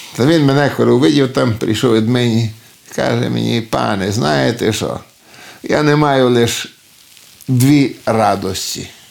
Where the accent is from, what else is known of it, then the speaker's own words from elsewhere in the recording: Bistra, Maramureș County, Romania; accent: Hutsul; first language Ukrainian (Hutsul dialect); син цього села, село Бестрий, Марамуришу. Тут народився я